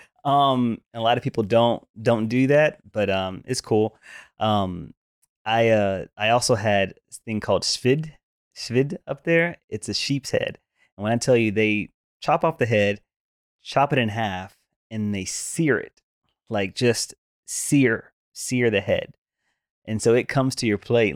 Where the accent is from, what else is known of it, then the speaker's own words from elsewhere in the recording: the South, United States; growing up in the South